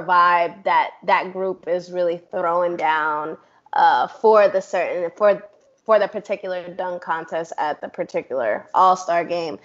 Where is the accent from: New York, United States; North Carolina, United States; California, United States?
New York, United States; I'm from New York